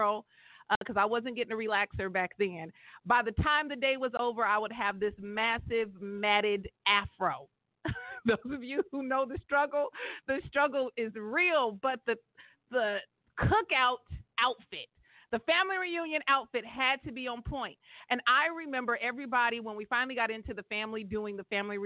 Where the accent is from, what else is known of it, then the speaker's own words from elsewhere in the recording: California, United States; everybody in my hometown in the 209. You know, Mickey Groves Park